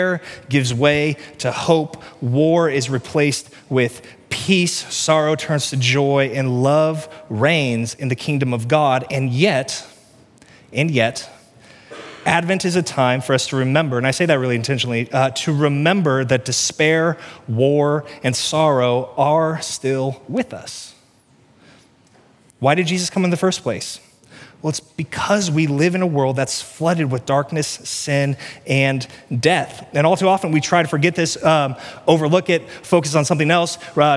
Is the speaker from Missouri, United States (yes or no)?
yes; Cass County, Missouri, United States; I grew up in Cass County, Missouri